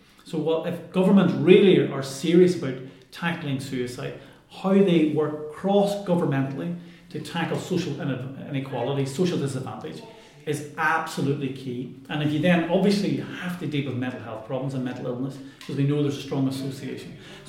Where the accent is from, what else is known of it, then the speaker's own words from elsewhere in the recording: Ireland; And I'm Irish and I used to live here, and 20 years ago when I first did my research here